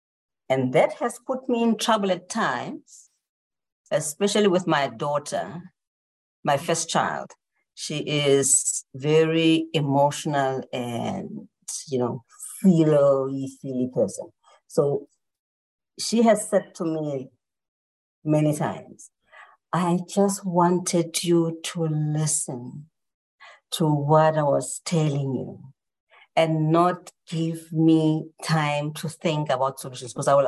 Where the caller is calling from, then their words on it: South Africa; I'm calling in from South Africa, so it's nighttime.